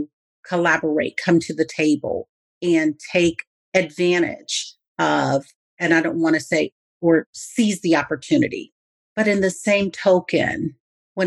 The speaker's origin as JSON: {"language": "English", "town": "Milwaukee", "region": "Wisconsin", "country": "United States", "tie": "born or raised there", "moved": "yes", "lives_now": "Las Vegas, United States", "said": "I went back to my hometown of Milwaukee, Wisconsin"}